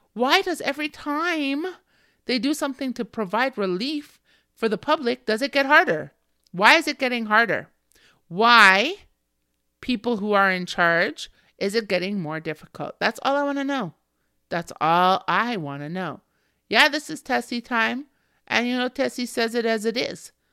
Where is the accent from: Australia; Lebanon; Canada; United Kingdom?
Canada; me as a Canadian